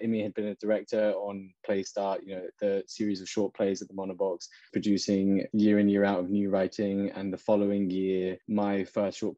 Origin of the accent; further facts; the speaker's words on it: United Kingdom; I'm a British Indian Muslim man